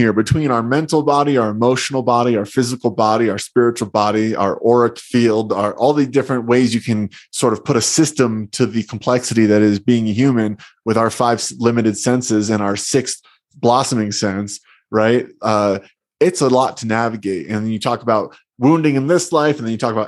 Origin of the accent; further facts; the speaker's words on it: New Jersey, United States; I grew up in New Jersey, and I remember being a little boy taking field trips